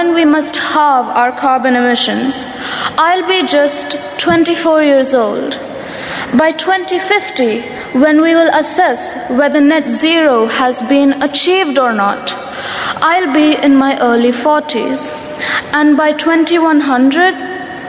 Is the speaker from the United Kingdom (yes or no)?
no; India; I'm not just a girl from India